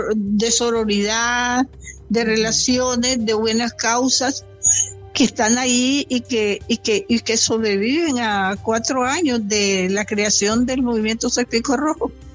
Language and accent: Spanish; Caribbean Coast of Nicaragua, Nicaragua; moved away; yo que soy costeña